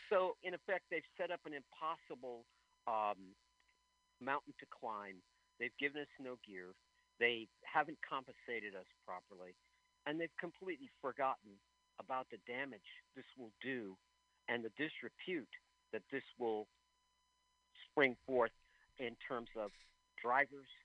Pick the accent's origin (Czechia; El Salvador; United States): United States; I'm an American. I'm proud of being American.